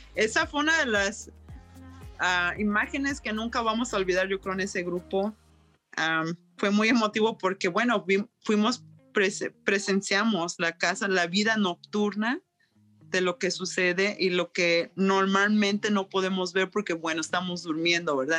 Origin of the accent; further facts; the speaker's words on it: Mexico; also born or lived in Yukon, Canada; now in Whitehorse, Canada; soy de México y siempre voy de regreso a México y regreso a Canadá